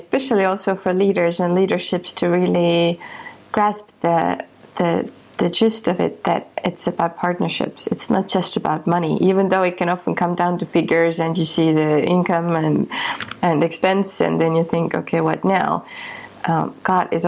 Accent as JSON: {"language": "English", "country": "Estonia", "tie": "born or raised there", "moved": "yes", "said": "I come from Estonia and from a country that was occupied when I was a child."}